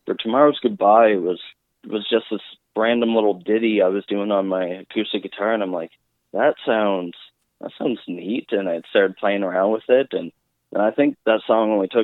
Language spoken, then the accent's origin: English; Havelock, New Brunswick, Canada; now in Moncton, Canada; I am more of a country boy because I grew up in a town of Havelock, nothing but farmland. And then I came out to Moncton